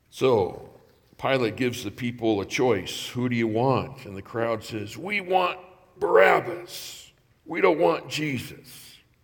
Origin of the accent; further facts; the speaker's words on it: Southern California, United States; growing up in Southern California